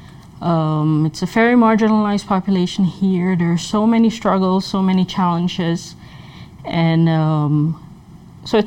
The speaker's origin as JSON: {"language": "English", "country": "Suriname", "moved": "as an adult", "lives_now": "Minnesota, United States", "said": "I come from Suriname, which is a country in South America."}